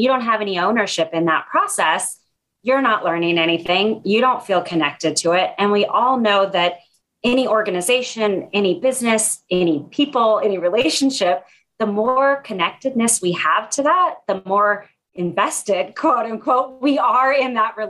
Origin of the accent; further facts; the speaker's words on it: Red Lodge, Montana, United States; moved away as an adult; also born or lived in Bay Area, California; now in Seattle, United States; I grew up in Montana. I was born and raised in a little tourist town up in the mountains called Red Lodge